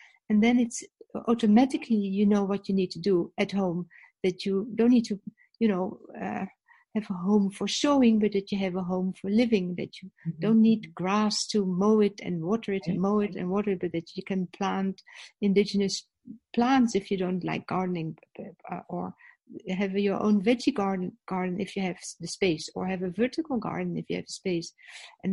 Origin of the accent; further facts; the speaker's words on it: Netherlands; first language Dutch; English is a second language; now in South Africa; I'm Dutch, that's my native language.